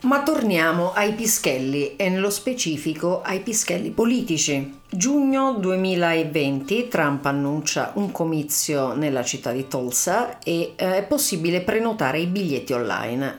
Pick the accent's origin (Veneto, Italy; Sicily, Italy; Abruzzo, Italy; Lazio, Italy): Lazio, Italy; Ciociaria; now in Berlin, Germany; io sono Ciociara